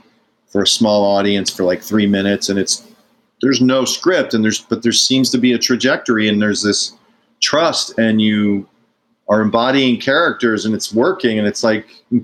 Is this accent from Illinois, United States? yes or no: yes; Chicago, Illinois, United States; also born or lived in Downers Grove, Illinois / Darien, Illinois / Westmont, Illinois; We were in Chicago on the 103rd and Kedzie till I was like 11